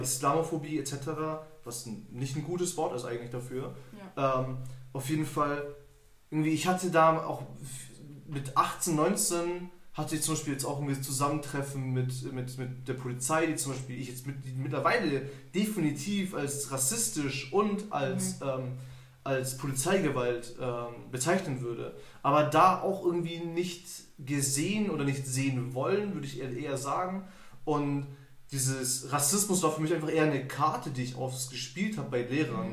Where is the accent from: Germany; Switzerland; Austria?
Germany; ich bin Deutscher, ich bin in Deutschland geboren